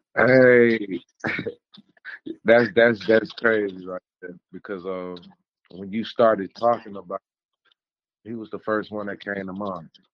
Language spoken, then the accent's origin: English; Inglewood, California, United States; also born or lived in West Covina, California; I'm originally from Inglewood, California, born and raised. Um, grew up in Inglewood.